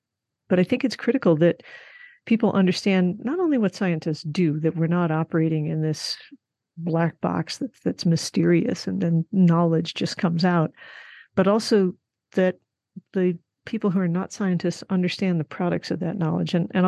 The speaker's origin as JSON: {"language": "English", "region": "Midwest", "country": "United States", "tie": "born or raised there", "also_born_or_lived": "Arizona / Colorado", "said": "And now that I have lived in Arizona and Colorado, the population density is getting closer to what I grew up with in the Midwest."}